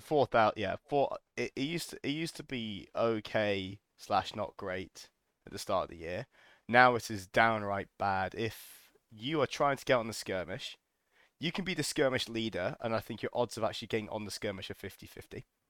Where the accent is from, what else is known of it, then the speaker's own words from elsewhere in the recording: United Kingdom; we're British